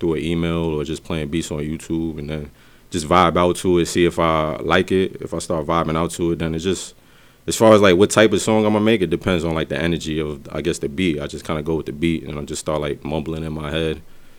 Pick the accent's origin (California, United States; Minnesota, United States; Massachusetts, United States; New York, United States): New York, United States; New York City; also born or lived in Newburgh, New York; from the Bronx originally, but I grew up both in the Bronx and Newburgh, New York, which is where I'm located now.